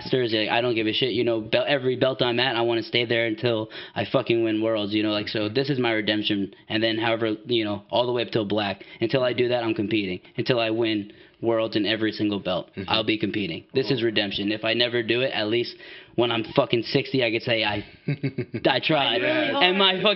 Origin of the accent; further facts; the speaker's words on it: East Coast, United States; now in Washington, United States; I'm from the East Coast